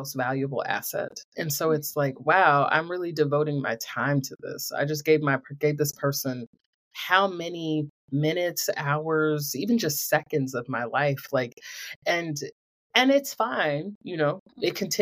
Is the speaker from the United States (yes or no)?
yes; Greensboro, North Carolina, United States; I'm from Greensboro.